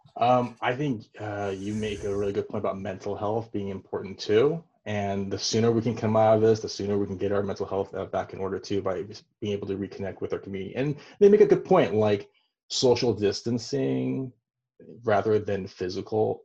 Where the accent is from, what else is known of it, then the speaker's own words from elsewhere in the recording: Taiwan; moved away; where I was born in Taiwan